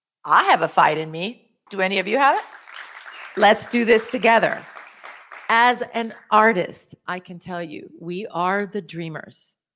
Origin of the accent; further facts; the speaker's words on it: El Salvador; now in Houston, United States; We're from here and from there, right? I'm from here, but I'm from El Salvador.